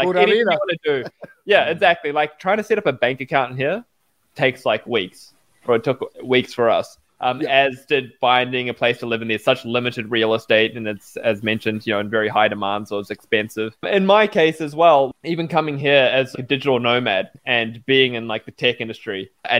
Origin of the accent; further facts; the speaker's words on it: New Zealand; also born or lived in Australia; And I grew up in New Zealand and Australia, right?